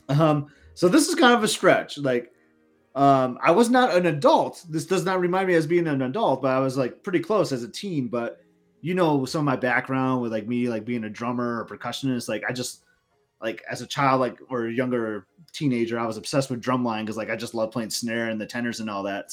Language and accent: English; Lansing, Michigan, United States; I'm from Lansing, Michigan